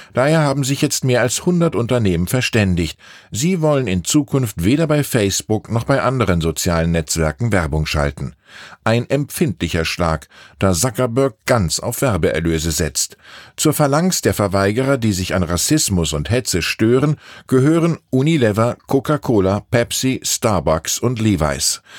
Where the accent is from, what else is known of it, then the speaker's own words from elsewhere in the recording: Wiesbaden, Hesse, Germany; now in Munich, Germany; meine Heimatstadt Wiesbaden mit meiner Wohnstadt München